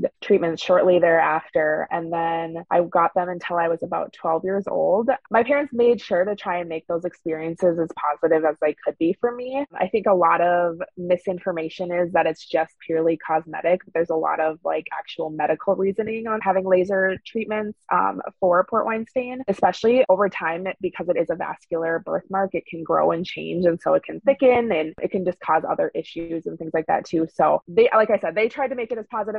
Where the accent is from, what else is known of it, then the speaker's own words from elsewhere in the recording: northern Minnesota, United States; also born or lived in Korea; I grew up in a very small town in northern Minnesota